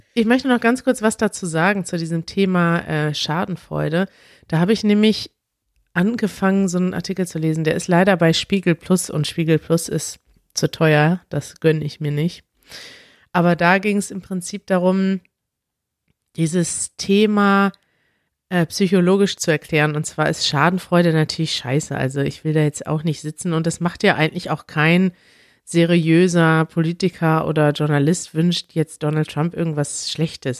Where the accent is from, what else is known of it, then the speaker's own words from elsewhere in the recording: Germany; als Deutsche